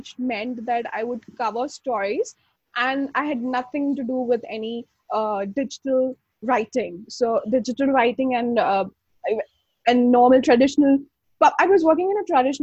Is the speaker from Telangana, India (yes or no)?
no; Mumbai, Maharashtra, India; I'm from Mumbai